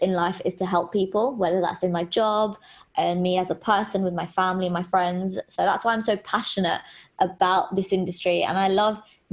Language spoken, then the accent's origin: English; London, United Kingdom; I'm a pharmacist from London